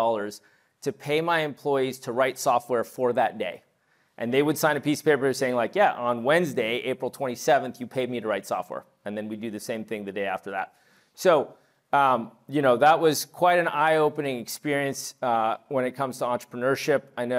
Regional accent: New York City, New York, United States; also born or lived in Montreal / Toronto / London / Paris; now in California, United States; I was born in New York City. I lived in Montreal, Toronto, and London as a kid. I moved back to New York. I went to high school in Paris. My dad's French.

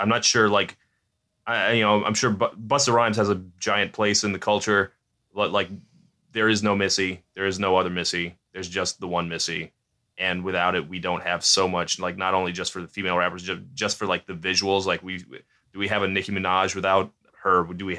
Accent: Virginia Beach, Virginia, United States; I'm from Virginia Beach

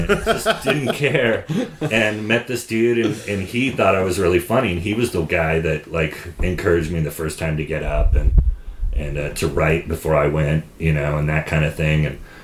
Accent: Sonoma, California, United States; born or raised there

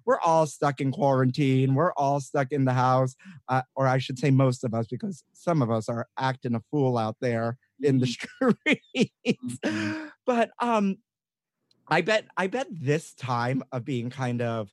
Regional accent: New York City, New York, United States; I'm from Brooklyn

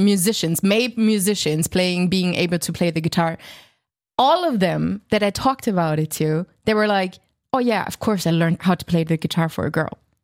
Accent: Germany; accent: German; English is a second language; now in Berlin, Germany; I'm German, chances are pretty high you hear my embarrassing German accent slipping out from time to time

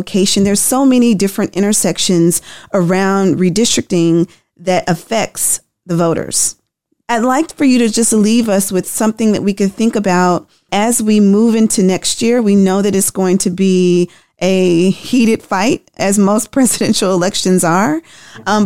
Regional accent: Tennessee, United States; I'm from Tennessee

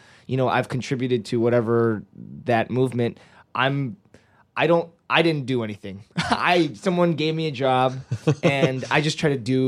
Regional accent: United States; also born or lived in South Korea; as I grew up in America

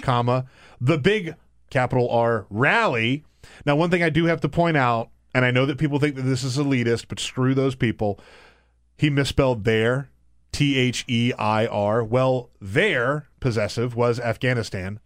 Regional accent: South Carolina, United States; moved away; I grew up in the South. I grew up in South Carolina.

